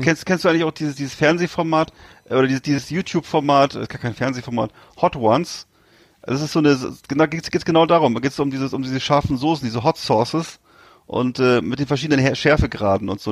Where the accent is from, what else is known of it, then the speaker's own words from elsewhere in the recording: Northern Germany, Germany; wir sind ja beide Norddeutsche und sind das beide gewöhnt, in Küstennähe zu leben